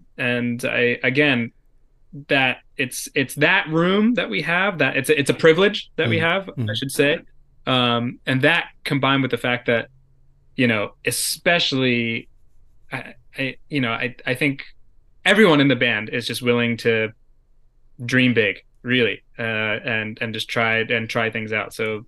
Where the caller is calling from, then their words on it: New York, United States; because I'm calling in from New York, the woods of mid-state New York.